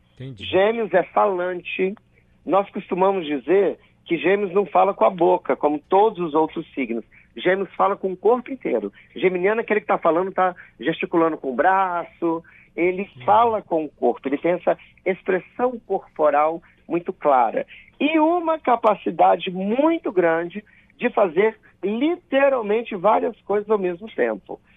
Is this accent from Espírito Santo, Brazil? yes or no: yes; Colatina, Espírito Santo, Brazil; eu sou do interior do estado, eu sou de Colatina. Então, eu nasci às 12h57